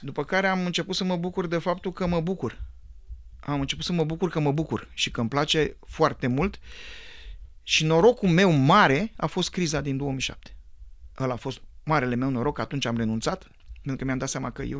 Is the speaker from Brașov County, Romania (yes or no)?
no; Bucharest, Romania; eu am copilărit în Pantelimon